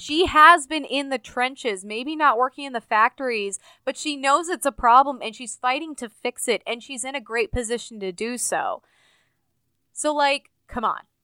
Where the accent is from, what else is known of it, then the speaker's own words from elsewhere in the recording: Urbana-Champaign, Illinois, United States; the University of Illinois, which is where my dad used to work in my hometown